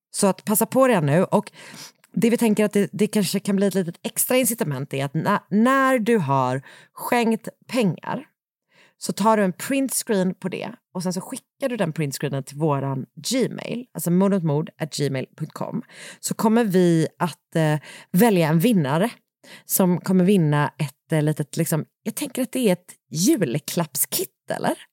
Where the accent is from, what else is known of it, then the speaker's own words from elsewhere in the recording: Gothenburg, Västra Götaland, Sweden; moved away; från min hemstad